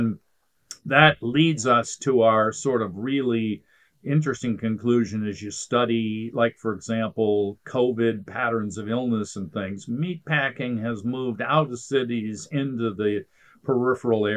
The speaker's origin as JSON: {"language": "English", "region": "Ohio", "country": "United States", "tie": "born or raised there", "said": "when I grew up in Ohio, actually, for a good chunk of my youth"}